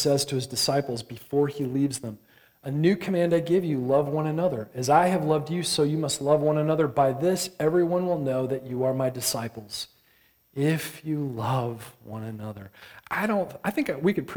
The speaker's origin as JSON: {"language": "English", "region": "Michigan", "country": "United States", "tie": "born or raised there", "said": "I grew up in Michigan"}